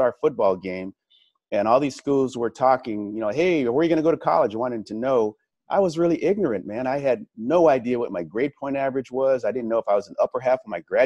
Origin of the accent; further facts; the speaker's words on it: Los Angeles, California, United States; moved away as an adult; also born or lived in Arizona; Growing up in Los Angeles